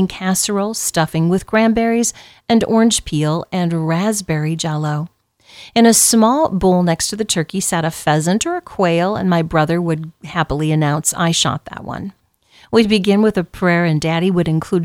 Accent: Southwest Iowa, United States; growing up in Southwest Iowa

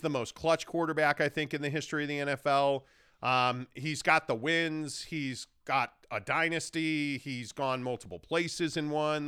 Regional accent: Chicago, Illinois, United States; I grew up in Chicago.

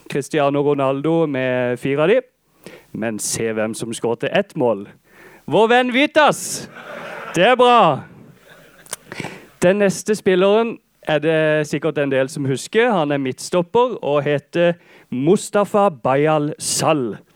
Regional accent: Holum, Agder, Norway; Jeg kommer fra Holum. Jeg er statssupporter siden lenge siden.

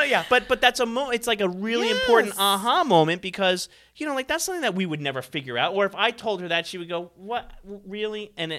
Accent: New Jersey, United States; moved away; I'm from New Jersey.

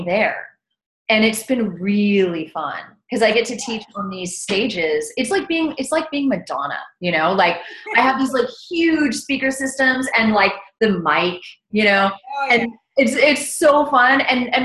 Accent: South Texas, United States; also born or lived in Austin, Texas; I grew up in South Texas, right along the border of Texas and Mexico.

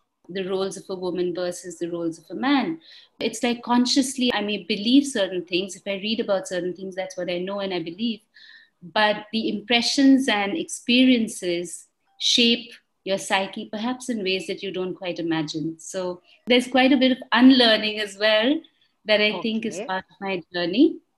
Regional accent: India; moved away as an adult; I was born in India. I've lived in India for more than 20 years before moving out and then lived across different countries.

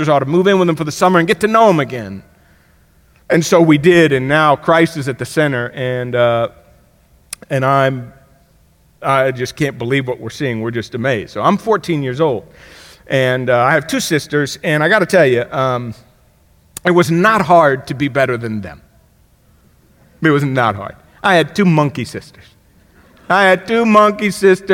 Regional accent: Miami, Florida, United States; When I grew up in Miami, Florida

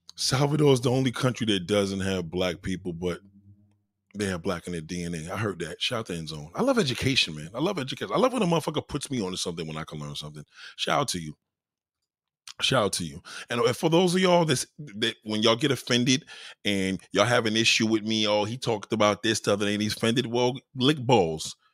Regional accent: New York, United States; me growing up in New York

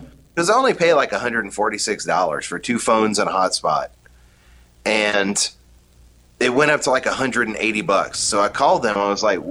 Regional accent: Jennings, Louisiana, United States; moved away; my friends from school from growing up in Jennings

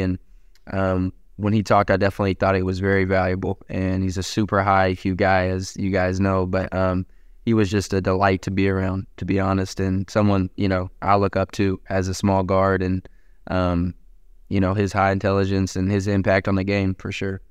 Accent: Gate City, Virginia, United States; moved away; I'm from Gates City, Virginia

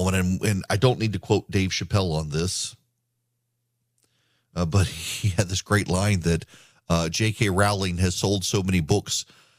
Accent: Dubai, United Arab Emirates; When I was growing up in Dubai, we had a housekeeper named Anna

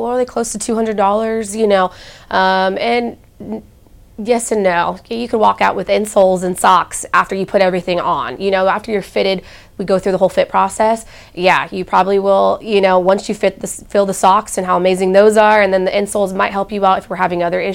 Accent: Temecula, California, United States; moved away as an adult; now in Columbus, United States; I'm from California. I don't have family here

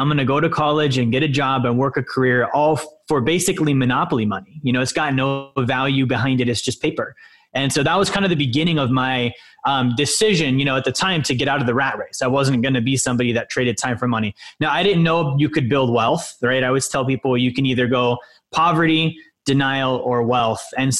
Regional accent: Alaska, United States; also born or lived in Montana; I was born in Montana, and then my dad, he was military. So we moved up to Alaska when I was about five.

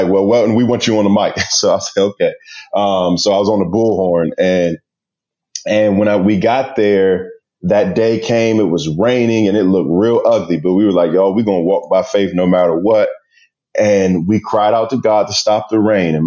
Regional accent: Prince George's County, Maryland, United States; growing up in Prince George's County, it's predominantly Black

